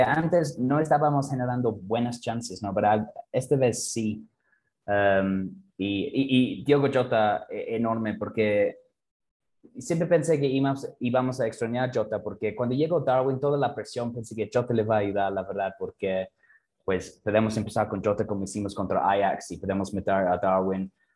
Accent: England, United Kingdom; Spanish is a second language; moved away as an adult; now in Mexico; en Inglaterra, cuando yo era niño

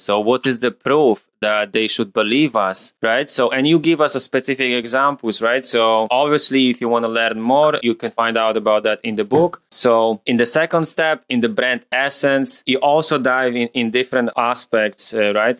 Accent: Poland; moved away; I'm from Poland originally

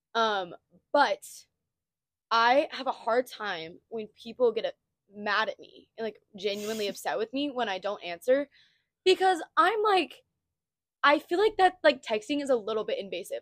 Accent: Texas Panhandle, United States; moved away as an adult; now in Stillwater, United States; we're both from the panhandle of Texas. Um, and we both moved to Oklahoma State. So we live in Stillwater now.

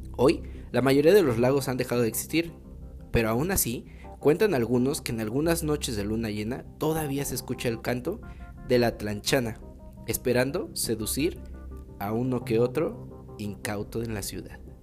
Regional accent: Mexico; nuestras tradiciones como mexicanos

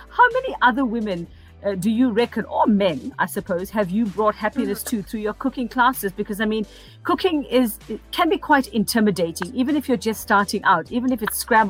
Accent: South Africa; I am South African

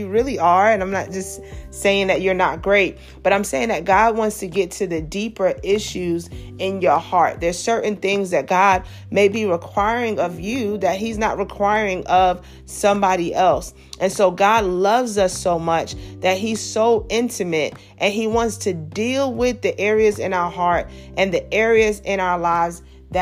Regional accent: New York City, New York, United States; I grew up in Brooklyn. I grew up in a very busy city, Brooklyn, New York

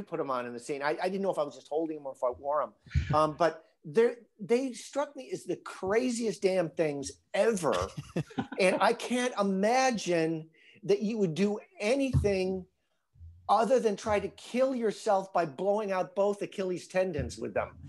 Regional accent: northern Illinois, United States; moved away; my hometown, I'm from a little town in, in northern Illinois

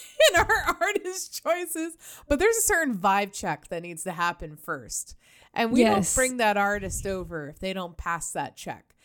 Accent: New York, United States; moved away; I'm originally from New York as well

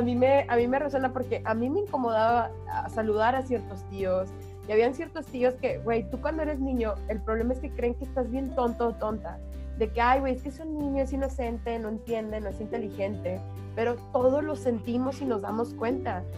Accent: Monterrey, Nuevo León, Mexico; soy regia.

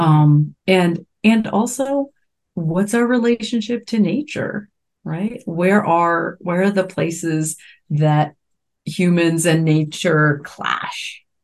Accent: Canada; moved away; I grew up in Canada and we watched Musique Plus

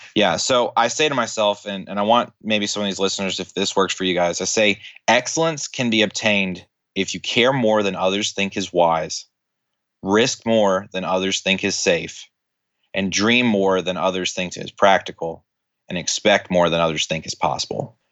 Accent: Tennessee, United States

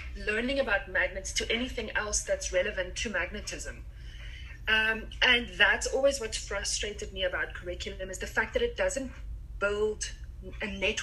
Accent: South Africa; moved away as an adult; now in Canada; I'm from South Africa

